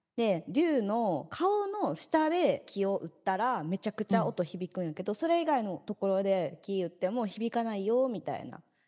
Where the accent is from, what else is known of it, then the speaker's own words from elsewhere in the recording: Kansai, Japan; now in Tokyo, Japan; 私関西に生まれてよかった